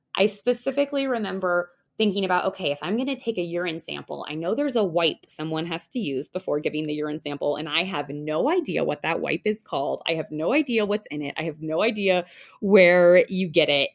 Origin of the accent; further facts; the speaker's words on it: Denver, Colorado, United States; I practice in the Denver, Colorado area, and that's actually where I'm from.